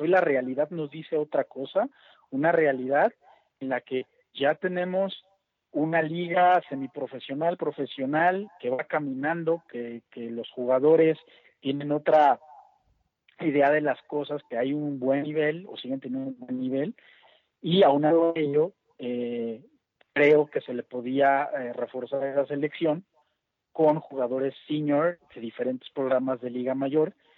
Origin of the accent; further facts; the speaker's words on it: Mexico; como mexicanos